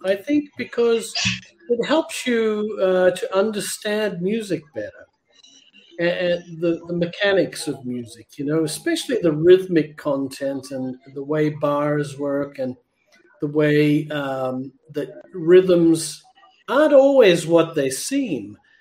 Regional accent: Canberra, Australian Capital Territory, Australia; from Canberra, my hometown

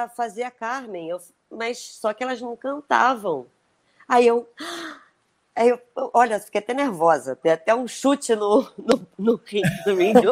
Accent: Brazil; caramba, Brasil, eu sou brasileira.

